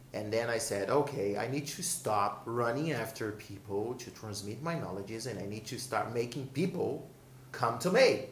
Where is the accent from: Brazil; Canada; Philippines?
Brazil; English is a second language; I'm born and raised in Brazil